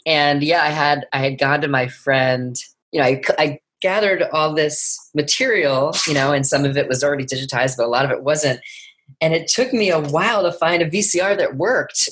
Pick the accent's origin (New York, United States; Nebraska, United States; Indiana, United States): New York, United States; New York City; tribeca my hometown film festival